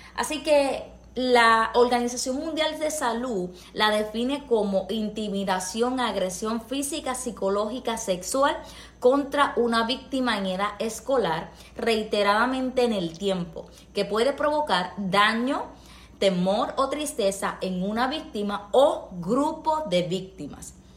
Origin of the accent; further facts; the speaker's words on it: Puerto Rico; soy puertorriqueña